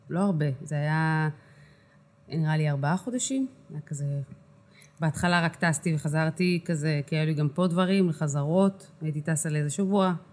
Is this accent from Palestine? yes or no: yes; Kiryat Arba, West Bank, Palestine; זאת אומרת, אני גדלתי בקריית ארבע, אז המוזיקה שהכרתי זה הייתה באמת